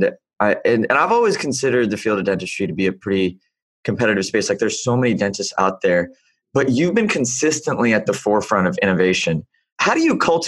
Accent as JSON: {"language": "English", "region": "the South", "country": "United States", "tie": "born or raised there", "said": "I wasn't born in the South, but I was raised in the South"}